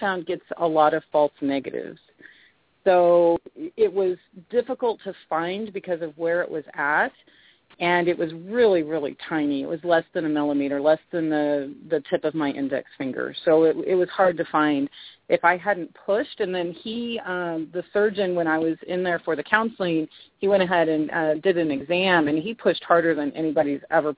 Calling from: Boise, Idaho, United States; I am in Boise, Idaho.

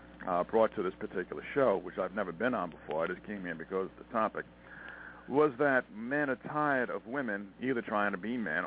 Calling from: Montana, United States; I'm calling from Montana.

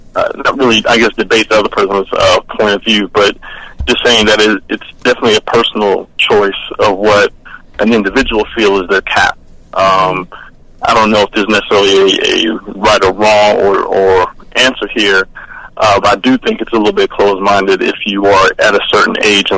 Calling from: Atlanta, Georgia, United States

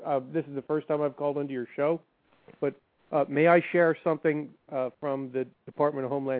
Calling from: Maryland, United States; I'm calling from Maryland.

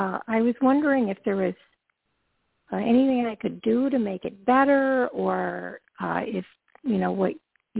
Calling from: Georgia, United States; from Georgia.

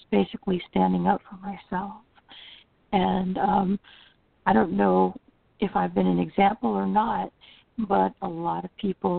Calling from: Florida, United States; Central Florida.

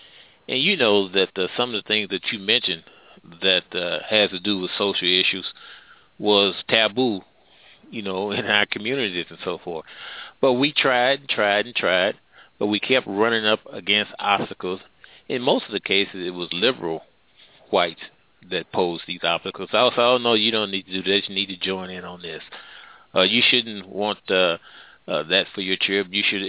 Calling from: Midwest, United States; I'm calling from the Midwest.

